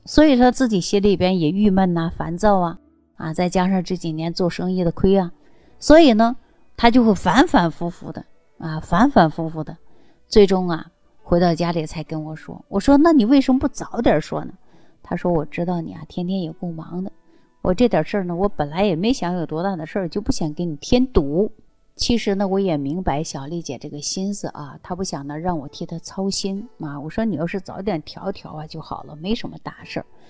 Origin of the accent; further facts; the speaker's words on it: Northeast China, China; 尤其我们是东北人这种性格呀，更能体现出男孩子的特性